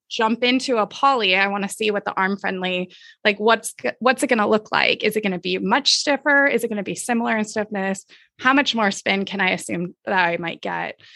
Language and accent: English; Southern California, United States; I grew up in Southern California